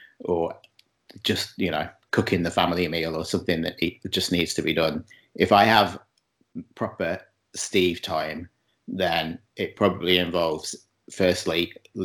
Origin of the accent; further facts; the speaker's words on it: Chester, North West England, United Kingdom; moved away as an adult; now in Montreal, Canada; I'm from Chester, which is not far from Liverpool